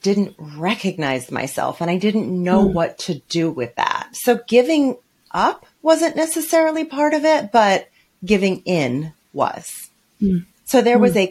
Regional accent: New York City, New York, United States; I'm from New York City

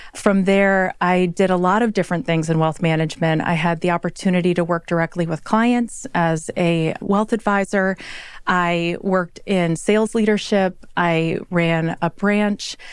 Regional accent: Midwest, United States; I am a Midwesterner, if you will. And so I grew up with one side of my family being up at four in the morning

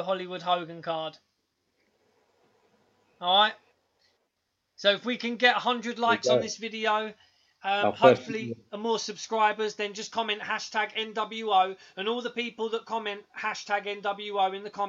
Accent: England, United Kingdom; We're a couple of cheeky English lads

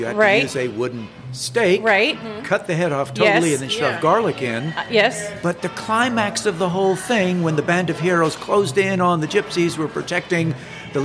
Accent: Montreal, Quebec, Canada; Growing up in Montreal, Canada

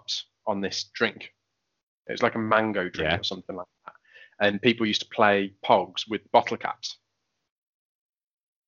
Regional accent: Poland; moved away; growing up in Poland, it was a tough upbringing.

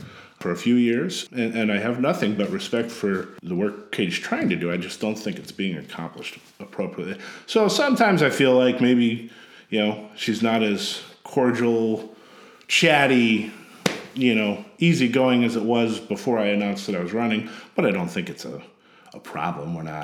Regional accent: Sterling, Illinois, United States; moved away as an adult; now in Champaign-Urbana, United States; I grew up in a little town called Sterling, Illinois, in Northwest Illinois

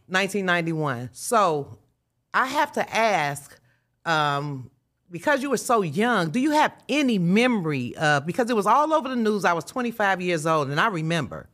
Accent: Chicago, Illinois, United States; moved away; me being raised in Chicago, this is my hometown, although I don't live here now

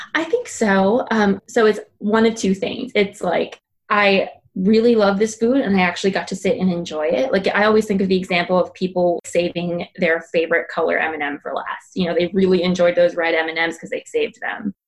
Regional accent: Minnesota, United States; if we wanted to eat Mexican food growing up in Minnesota, we had to drive 45 minutes to St. Paul.

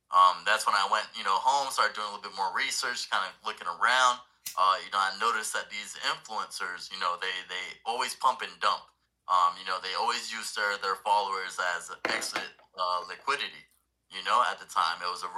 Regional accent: Puerto Rico; now in Jacksonville, United States; I'm originally from Puerto Rico, you know, moved out. My dad was in the Navy. You know, we moved out to Florida, Jacksonville, Florida.

